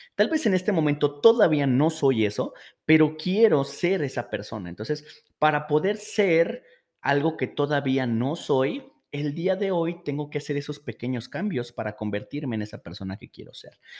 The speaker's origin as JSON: {"language": "Spanish", "country": "Mexico", "said": "Esto pasa mucho aquí en México"}